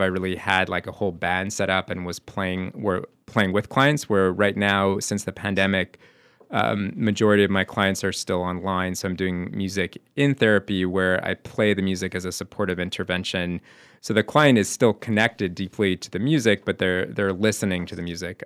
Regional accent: Montreal, Quebec, Canada; moved away as an adult; also born or lived in New York; now in Amherst, United States; growing up in Montreal

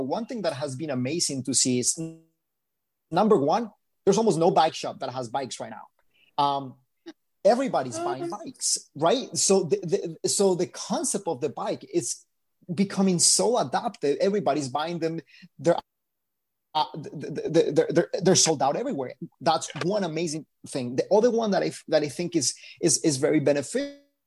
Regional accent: Bogotá, Colombia; also born or lived in Miami; now in Los Angeles, United States; I'm originally from Bogota, Colombia, but I lived in Miami first.

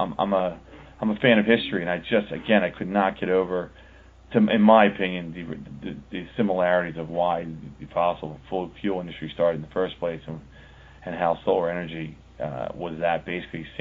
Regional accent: Pennsylvania, United States; Pennsylvania, which is my home state.

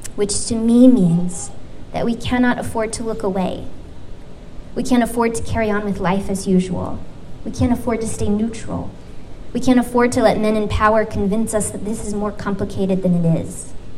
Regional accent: United States

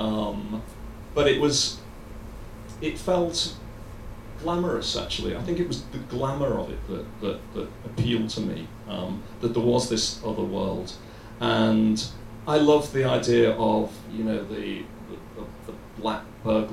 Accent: Liverpool, North West England, United Kingdom; I came from Liverpool, from a very low middle class family, and I grew up on some tough streets for a while anyway.

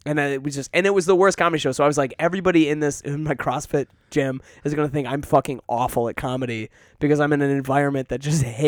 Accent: Detroit, Michigan, United States; now in Chicago, United States; I grew up in Metro Detroit, Michigan, like, with a family that's fucking wonderful, and I am not there to support them at all. Like, I'm here in Chicago.

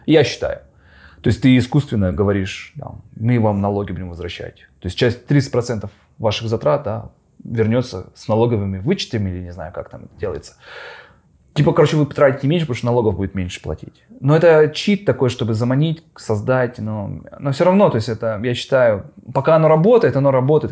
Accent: Khabarovsk, Khabarovsk Krai, Russia; moved away; я из Хабаровска

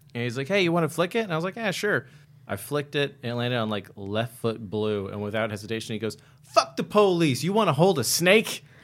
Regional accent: Worcester, Massachusetts, United States; now in Los Angeles, United States; We're both from Worcester

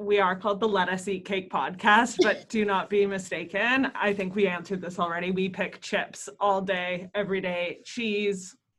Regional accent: Canada; We're from Canada, for those people who don't know us yet. We do live in like the warmest part, but.

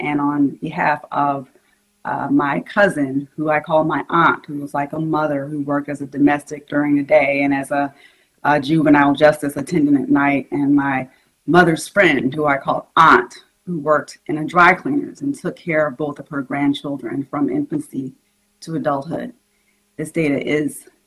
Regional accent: South Carolina, United States; I'm from South Carolina

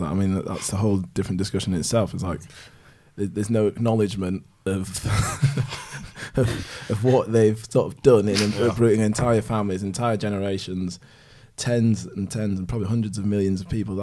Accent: Yorkshire and the Humber, United Kingdom; I was born here, my mum's from Malawi

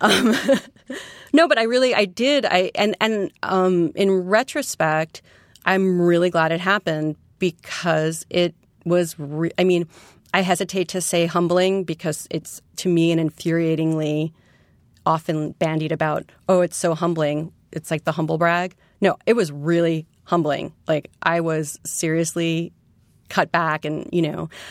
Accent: New York City, New York, United States; also born or lived in West Coast; I'm a native New Yorker from Queens. I grew up in Forest Hills

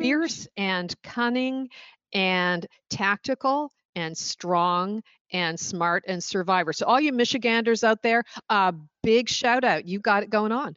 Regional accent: Oshawa, Ontario, Canada; born or raised there; moved away as an adult; also born or lived in Stoney Creek, Ontario; now in Washington, D.C., United States

